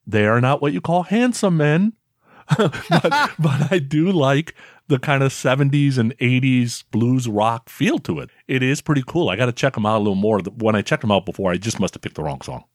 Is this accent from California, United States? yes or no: yes; Bay Area, California, United States; born or raised there